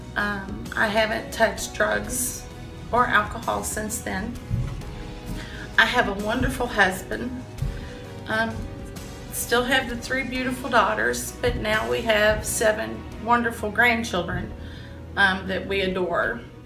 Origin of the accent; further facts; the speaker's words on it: Williamstown, Kentucky, United States; I grew up in Williamstown, Kentucky